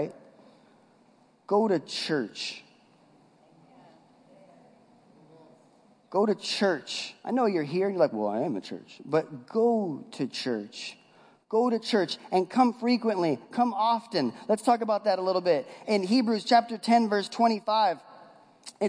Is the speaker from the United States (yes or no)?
yes; West Coast, United States; moved away; I'm from the West Coast